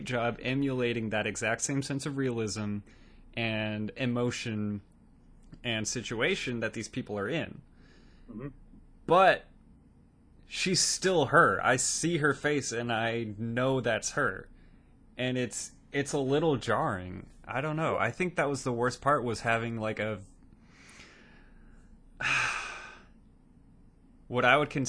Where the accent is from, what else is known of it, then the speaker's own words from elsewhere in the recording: Arizona, United States; I was born in Arizona.